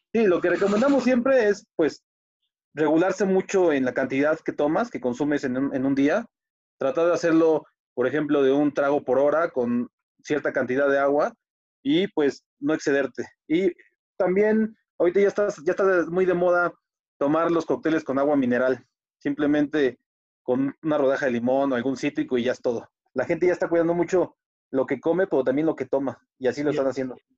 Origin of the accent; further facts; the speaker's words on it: Mexico; yo soy mexicano, 100% mexicano